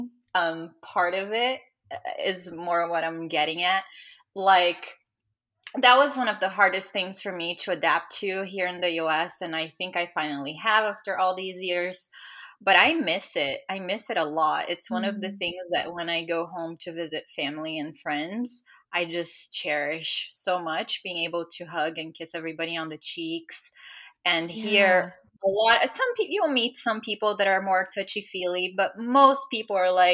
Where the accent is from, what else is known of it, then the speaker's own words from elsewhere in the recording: Brazil; moved away; I'm from Brazil, so obviously still have family and friends there